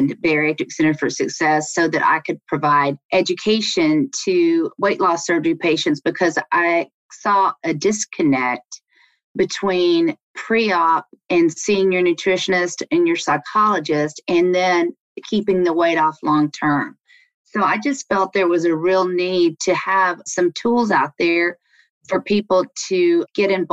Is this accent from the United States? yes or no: yes; Alabama, United States; moved away as an adult; also born or lived in Washington, D.C.; now in Maryland, United States; I grew up in Alabama